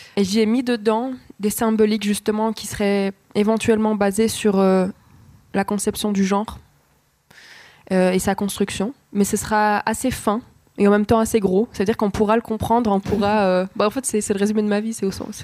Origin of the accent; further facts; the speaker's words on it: Fribourg, Switzerland; je suis née à Fribourg, euh, j'ai vécu ici.